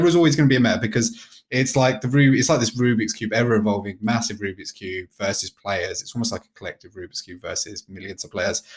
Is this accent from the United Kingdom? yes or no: yes; United Kingdom; I'm British